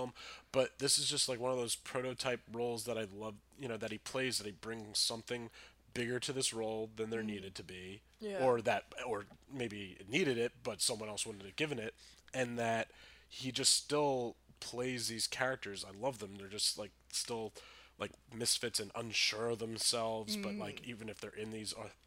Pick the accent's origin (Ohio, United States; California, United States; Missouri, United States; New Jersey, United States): New Jersey, United States; we grew up in New Jersey in the small town